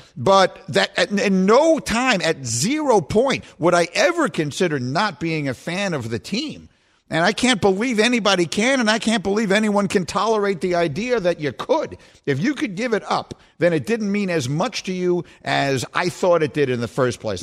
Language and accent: English; New York City, New York, United States; moved away as an adult; also born or lived in Chicago; the apartment I grew up in in New York City